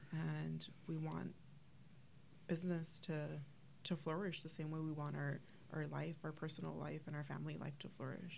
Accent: Los Angeles, California, United States; now in Whittier, United States; So I grew up in Boyle Heights in LA.

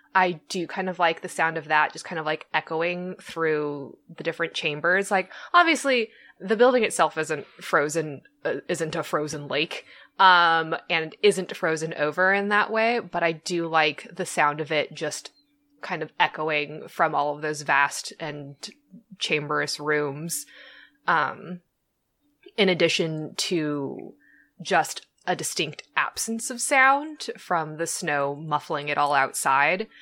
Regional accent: Southern California, United States; I was born and raised in Southern California.

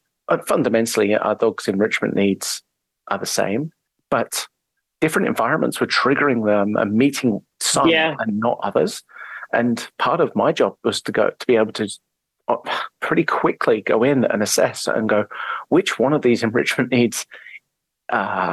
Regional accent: English countryside, England, United Kingdom; moved away as an adult; I'm English. I grew up in the English countryside

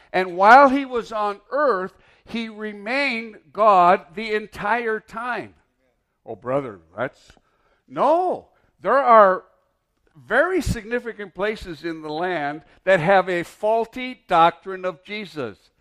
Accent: Mountain, Michigan, United States; moved away; I grew up in Mountain, Michigan.

